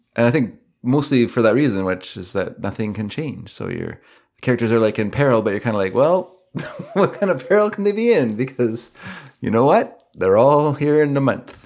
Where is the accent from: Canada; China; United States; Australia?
Canada; I'm Canadian